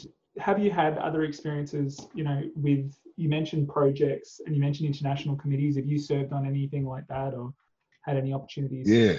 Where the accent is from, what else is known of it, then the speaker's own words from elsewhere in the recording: Australia; as an Australian